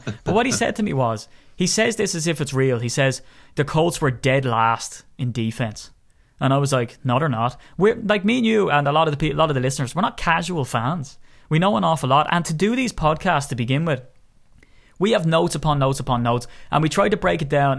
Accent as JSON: {"language": "English", "country": "Ireland", "said": "I'm Irish"}